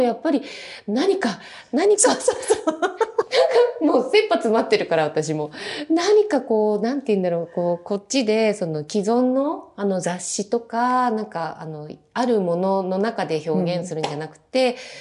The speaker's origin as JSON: {"language": "Japanese", "region": "Akita", "country": "Japan", "tie": "born or raised there", "moved": "yes", "said": "私も結局地元、ね、あの、秋田で生まれたとはいえ、やっぱり20年ぶりに戻ってきてるから"}